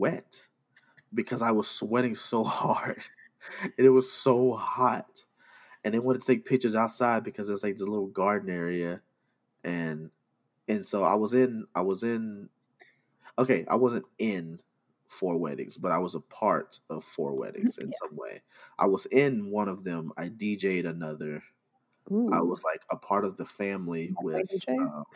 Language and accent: English; Arkansas, United States; I'm from Arkansas.